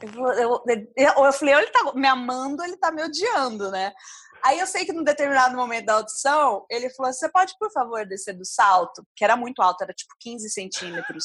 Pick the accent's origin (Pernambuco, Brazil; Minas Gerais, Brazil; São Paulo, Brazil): São Paulo, Brazil; Ribeirão Preto; moved away as an adult; eu saí de Ribeirão com 22 anos